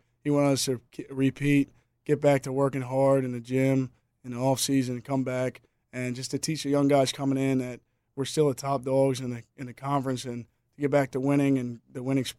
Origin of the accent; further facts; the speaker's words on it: Rehoboth Beach, Delaware, United States; I heard his name just throughout Delaware because I'm from Rehoboth Beach, Delaware, so I knew of Billy